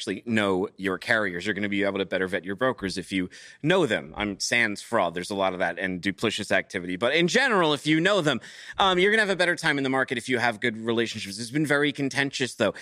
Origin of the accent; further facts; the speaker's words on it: New England, United States; now in the South, United States; I'm from New England